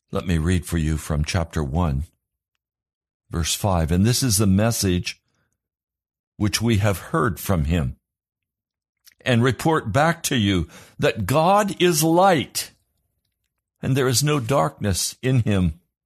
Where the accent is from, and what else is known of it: United States